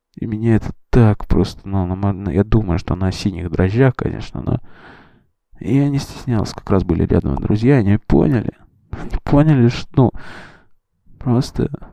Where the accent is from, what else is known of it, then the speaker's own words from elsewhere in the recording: Russia; мы ребята из России